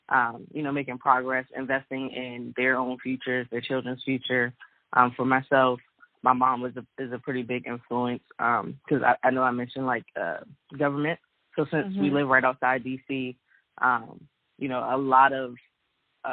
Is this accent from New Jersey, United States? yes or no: no; Bowie, Maryland, United States; I'm originally from Bowie, Maryland, which is in Prince George's County, Maryland, which is it pretty much borders Washington, D.C.